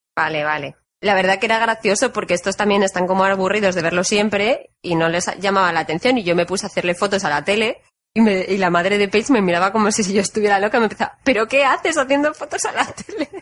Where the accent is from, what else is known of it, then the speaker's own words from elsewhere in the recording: Spain; moved away; soy de España